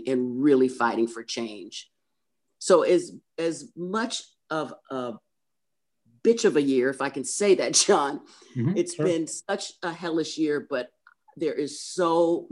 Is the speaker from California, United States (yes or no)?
yes; Oakland, California, United States; also born or lived in Berkeley; I was born in Kaiser Hospital, Oakland